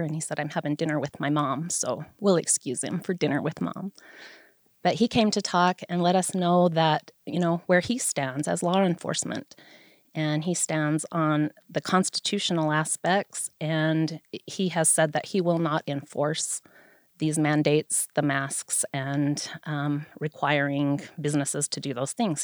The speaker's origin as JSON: {"language": "English", "town": "Vernal", "region": "Utah", "country": "United States", "tie": "born or raised there", "said": "I am a lifelong resident of Vernal. I was born here in the Uena County Hospital"}